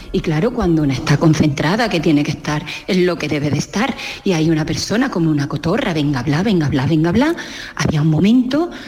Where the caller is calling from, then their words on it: Bailén, Andalusia, Spain; Bueno, un abrazo grande para todos. … de Bailén.